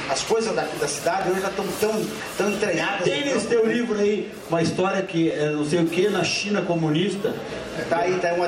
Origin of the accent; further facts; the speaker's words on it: Santiago, Rio Grande do Sul, Brazil; born there; Nós tá não ambos nascemos em Santiago do Boqueirão.